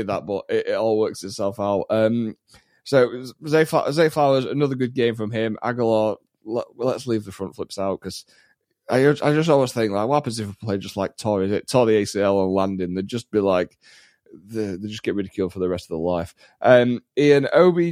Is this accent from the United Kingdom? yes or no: yes; England, United Kingdom; accent: English; as an Englishman